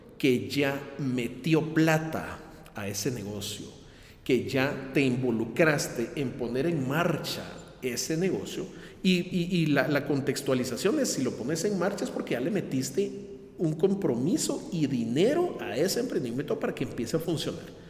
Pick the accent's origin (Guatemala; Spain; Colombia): Guatemala; mi país, en Guatemala